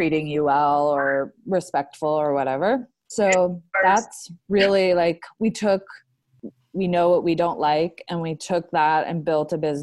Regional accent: Palm Beach, Florida, United States; moved away as an adult; now in New York City, United States; I grew up with her in Palm Beach, Florida

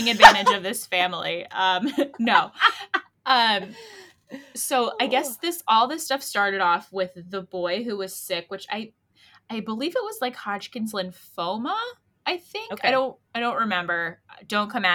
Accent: Connecticut, United States; we're the nutmeg state

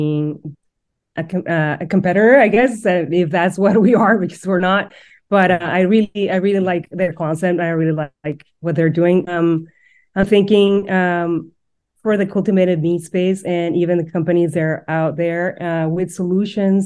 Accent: Mexico; moved away; I'm originally from Mexico.

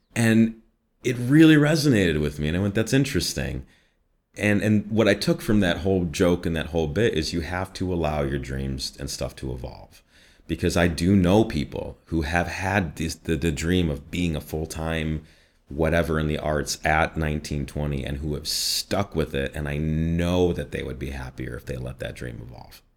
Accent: Midwest, United States; accent: Midwest; I'm from the, the northwest suburbs.

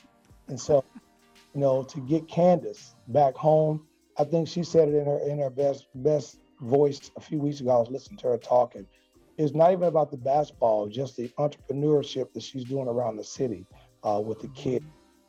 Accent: Chicago, Illinois, United States; now in Nashville, United States

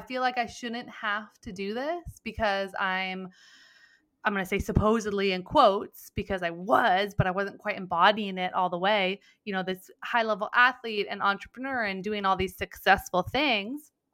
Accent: Mendocino County, Northern California, United States; also born or lived in San Diego; grew up on a weed farm in Mendocino County

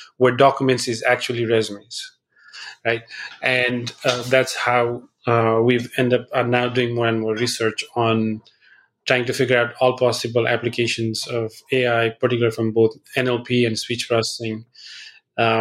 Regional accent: Nepal; moved away; I grew up in Nepal, so I speak Nepali as well.

